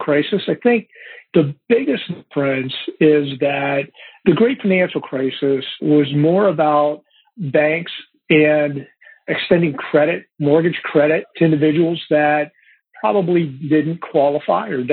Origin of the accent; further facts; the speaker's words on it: Ohio, United States; I grew up in Ohio